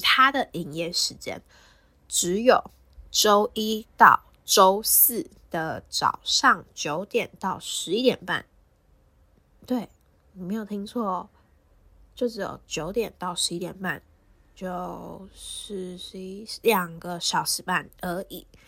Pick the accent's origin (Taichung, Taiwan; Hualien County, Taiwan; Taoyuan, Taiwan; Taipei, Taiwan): Taipei, Taiwan; 我就住在台北，我也是台北人